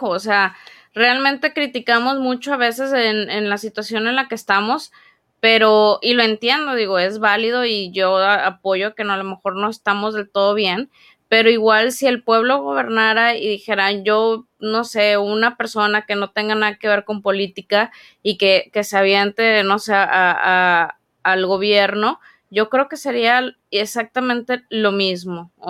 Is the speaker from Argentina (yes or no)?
no; Mexico; Dije, imagínate, si, como tú dices, somos mexicanos y tenemos cierta cultura